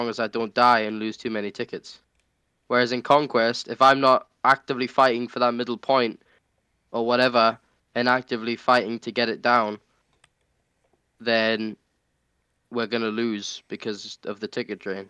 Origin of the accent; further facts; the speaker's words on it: United Kingdom; I'm British